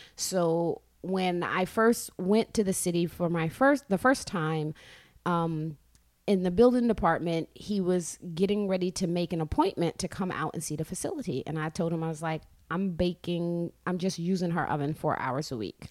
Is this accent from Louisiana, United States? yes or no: no; New York City, New York, United States; I grew up in Brooklyn.